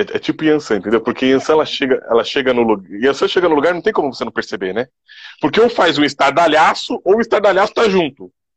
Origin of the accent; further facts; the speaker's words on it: Brazil; nós, enquanto brasileiros